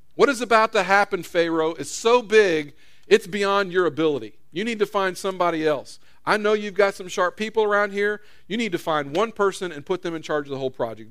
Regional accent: United States; I was born in America

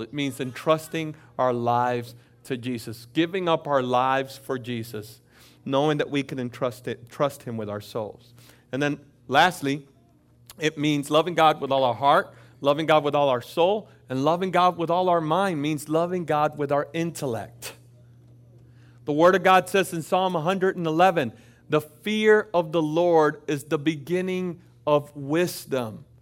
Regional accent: Florida, United States; also born or lived in Dominican Republic; I grew up in Florida.

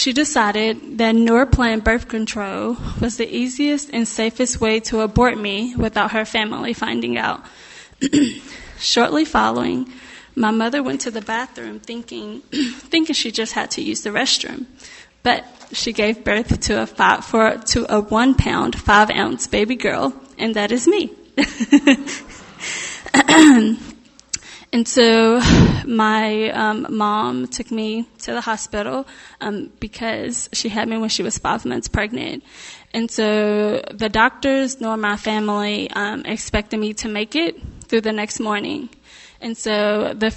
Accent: Mexia, Texas, United States; moved away as an adult; also born or lived in Winfield, Kansas; I was raised in Texas, Mejia, Texas

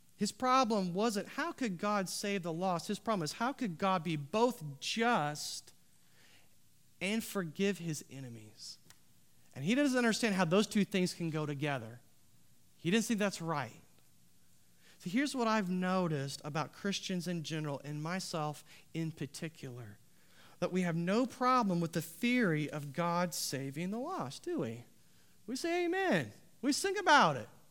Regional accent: United States; Our country, you see, was founded on protesting authorities.

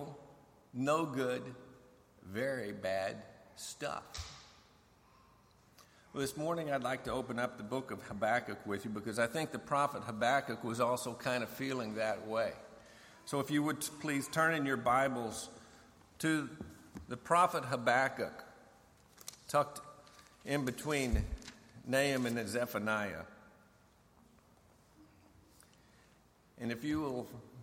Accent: Colorado, United States; moved away as an adult; also born or lived in Fort Meade, Maryland / Fort Bragg; now in Fort Eustis, Virginia, United States; We're from Colorado, but the military moves us around

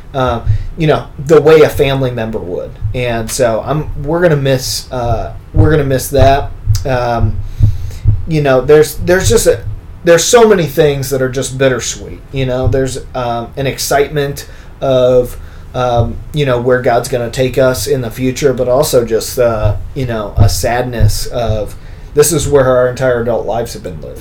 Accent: Bloomington, Illinois, United States; moved away; I'm from Bloomington, Normal area

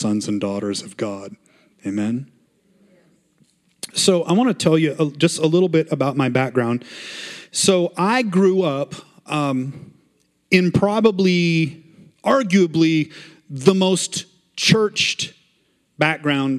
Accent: Montana, United States; I grew up in Montana

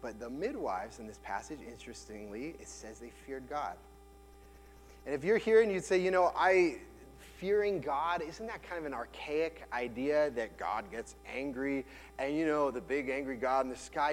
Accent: United States; as a white man growing up in America

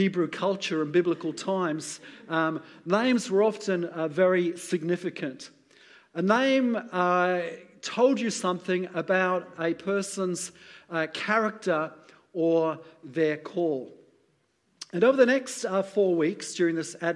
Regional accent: United Kingdom; being British

